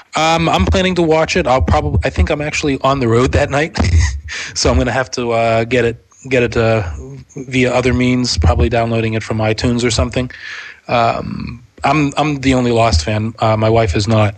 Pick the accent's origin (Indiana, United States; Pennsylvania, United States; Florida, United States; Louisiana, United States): Pennsylvania, United States; Pittsburgh; now in Brooklyn, United States; I moved here from Pittsburgh. So I, I still consider myself from Pittsburgh, actually, although I've lived here in New York more than uh, half my life at this point.